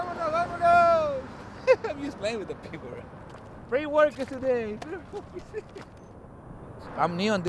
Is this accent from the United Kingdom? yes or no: no; Israel; also born or lived in Mexico; now in Tucson, United States; I'm from Israel.